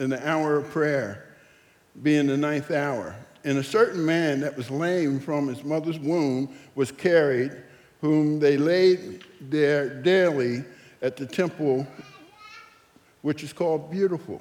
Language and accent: English; Philadelphia, Pennsylvania, United States; I was born in North Philadelphia in an area called the Badlands.